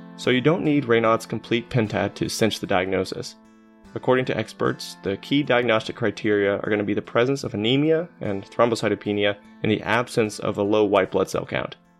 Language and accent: English; Arkansas, United States; our days growing up in Arkansas